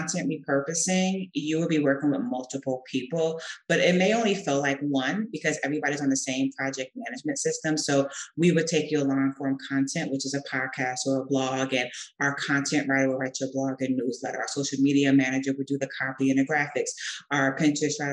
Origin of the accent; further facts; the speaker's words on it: the Jersey Shore, New Jersey, United States; moved away as an adult; now in Madrid, Spain; I am from New Jersey, the Jersey Shore, to be precise